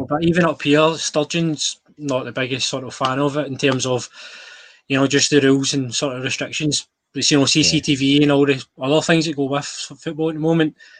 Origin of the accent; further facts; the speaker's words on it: Scotland, United Kingdom; as a Scottish person